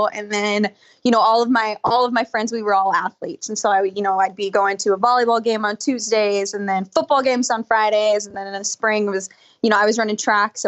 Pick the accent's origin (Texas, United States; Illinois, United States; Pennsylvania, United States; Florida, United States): Texas, United States; Dallas; moved away as an adult; also born or lived in Austin, Texas / Abilene, Texas; now in Buffalo, United States; I was born in Dallas. I lived there for obviously the first 18 years of my life.